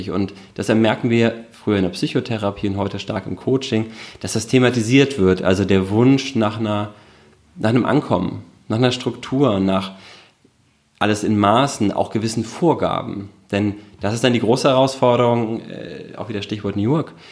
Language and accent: German; Hamburg, Germany; born there; now in Berlin, Germany; Ich bin in Hamburg geboren